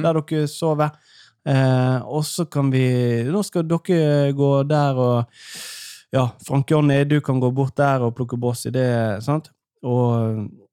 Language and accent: Norwegian; Norway; jeg er fra Allmenningen